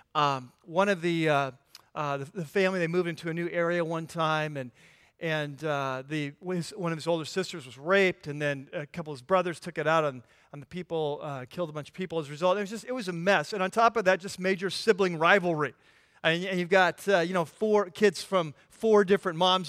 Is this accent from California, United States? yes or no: yes; California, United States; I'm from California